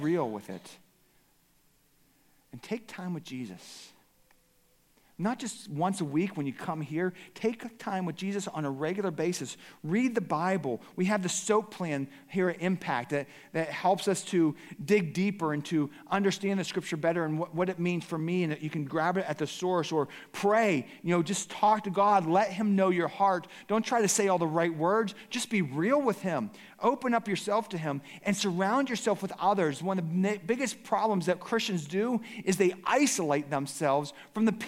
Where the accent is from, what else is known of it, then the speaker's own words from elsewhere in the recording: Pittsburgh, Pennsylvania, United States; moved away as an adult; also born or lived in Cincinnati, Ohio; I grew up in Pittsburgh